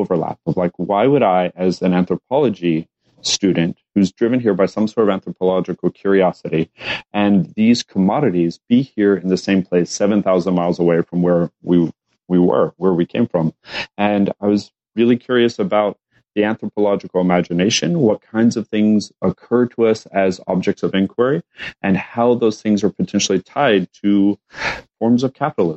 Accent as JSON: {"language": "English", "town": "Lubbock", "region": "Texas", "country": "United States", "tie": "born or raised there", "also_born_or_lived": "Japan / Chicago", "moved": "as an adult", "said": "I was also from Lubbock, Texas."}